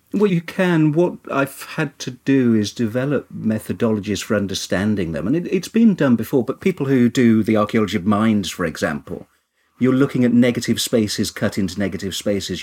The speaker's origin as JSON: {"language": "English", "town": "Kinver", "region": "West Midlands", "country": "United Kingdom", "tie": "born or raised there", "said": "I'm originally from Kinver in Staffordshire, which has lots and lots of cave dwellings and there where as a child I learned archaeology."}